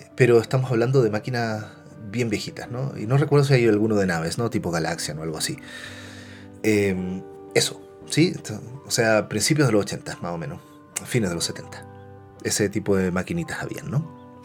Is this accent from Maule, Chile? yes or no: no; Concepción, Biobío, Chile; soy chileno y eh, nací en los 80. ¿va? Eh, entonces cuando niño me tocó ir a muchos salones de maquinitas. Y en la ciudad de Concepción